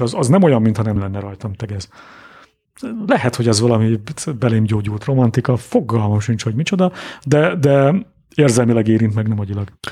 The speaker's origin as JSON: {"language": "Hungarian", "region": "Budapest", "country": "Hungary", "tie": "born or raised there", "also_born_or_lived": "Dunakanyar", "said": "Budapesten születtem és nőttem föl"}